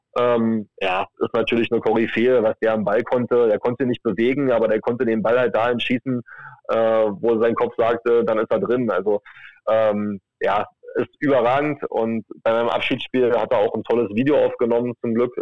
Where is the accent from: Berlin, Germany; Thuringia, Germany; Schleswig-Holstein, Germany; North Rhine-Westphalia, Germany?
Berlin, Germany; bin aus Berlin